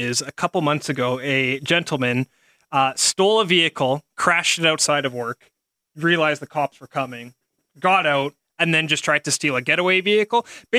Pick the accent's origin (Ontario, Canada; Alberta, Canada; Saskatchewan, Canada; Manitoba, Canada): Alberta, Canada; St. Albert; I'm a minority from St. Albert